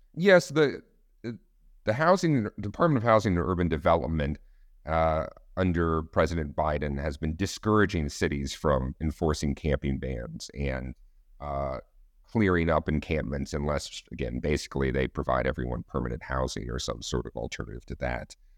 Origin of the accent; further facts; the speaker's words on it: Austin, Texas, United States; Austin, Texas, uh, my hometown